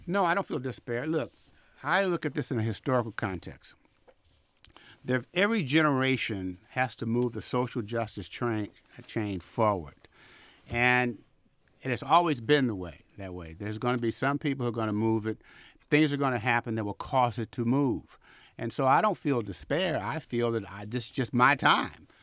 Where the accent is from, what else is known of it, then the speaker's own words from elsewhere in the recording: Vallejo, California, United States; also born or lived in Chicago; now in Oakland, United States; I grew up in Vallejo